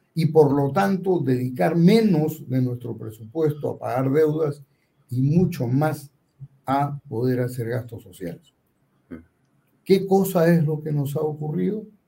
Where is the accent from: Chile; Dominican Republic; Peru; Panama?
Peru; somos tan peruanos